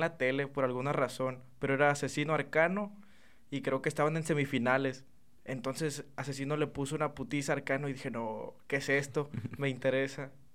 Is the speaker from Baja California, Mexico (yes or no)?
no; Chiapas, Mexico; moved away as an adult; now in Reynosa, Mexico; tiene como un año aproximadamente que ya aquí, pero yo soy del estado de Chiapas